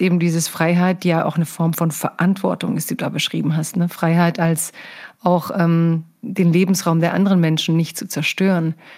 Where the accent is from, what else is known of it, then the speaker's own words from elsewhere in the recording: Stuttgart, Baden-Württemberg, Germany; ich komme ja aus Stuttgart